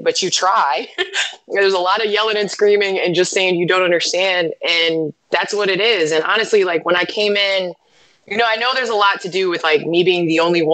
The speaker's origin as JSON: {"language": "English", "town": "Naperville", "region": "Illinois", "country": "United States", "tie": "born or raised there", "moved": "yes", "said": "I grew up in Naperville, which is western suburbs of Chicago, and I started playing basketball here"}